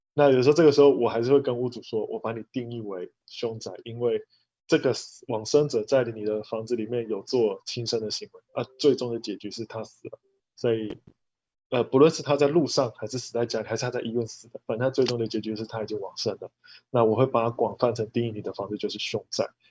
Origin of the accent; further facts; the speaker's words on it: Taichung, Taiwan; 我是台中的